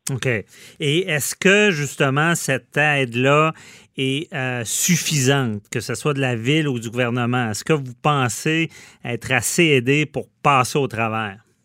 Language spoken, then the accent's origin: French; Quebec City, Quebec, Canada; si j'étais pas de Québec